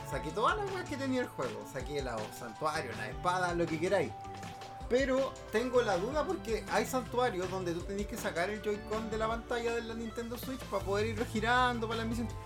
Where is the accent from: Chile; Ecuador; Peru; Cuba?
Chile; Valparaíso; also born or lived in Santiago; now in Villa Alemana, Chile; yo soy de acá de Valparaíso eh, y hace un tiempo atrás me vine a vivir a Villa Alemana